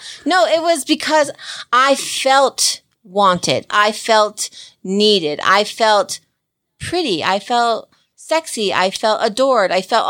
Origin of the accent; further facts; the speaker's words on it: New Jersey, United States; I'm from Jersey